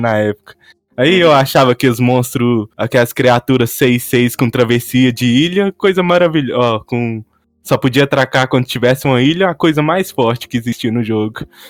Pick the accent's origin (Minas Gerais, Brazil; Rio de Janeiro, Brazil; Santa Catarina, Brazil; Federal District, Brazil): Minas Gerais, Brazil; Patos de Minas; E eu sou do interior de Minas Gerais, uma cidade chamada Patos de Minas